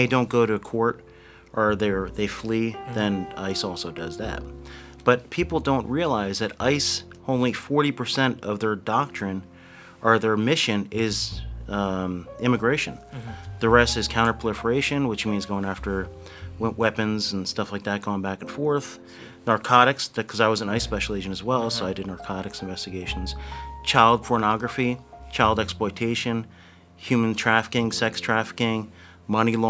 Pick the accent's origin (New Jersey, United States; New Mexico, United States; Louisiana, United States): New Jersey, United States; Blairstown; I grew up right here in Blairstown, New Jersey